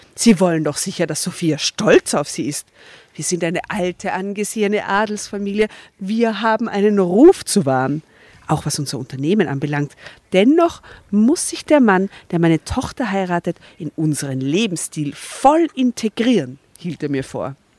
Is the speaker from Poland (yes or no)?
no; Austria; bei uns in Österreich